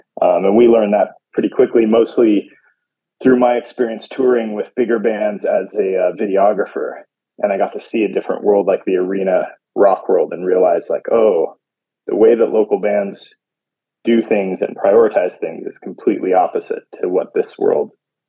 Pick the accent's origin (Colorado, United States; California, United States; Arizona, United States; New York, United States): California, United States; also born or lived in Carson City, Nevada / Southeast Asia; I was born in Carson City, Nevada, but my family has lived all over. So it's kind of hard to say, but I mostly grew up in Southern California.